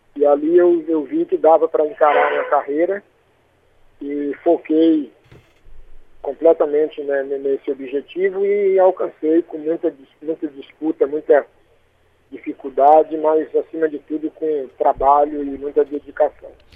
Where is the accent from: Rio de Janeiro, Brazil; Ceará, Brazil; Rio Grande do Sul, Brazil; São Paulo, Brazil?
Ceará, Brazil; Fortaleza; also born or lived in Chaval; Eu sou natural, nascido e criado na Aerolândia, no meu, no meu querido Lagamar.